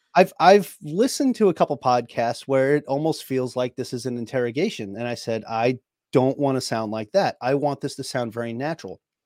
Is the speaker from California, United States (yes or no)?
no; New York, United States; moved away; I'm from New York, it's what we do, we're talkers